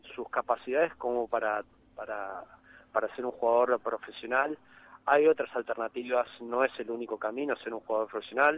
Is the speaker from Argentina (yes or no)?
yes; Argentina; also born or lived in Buenos Aires; como argentinos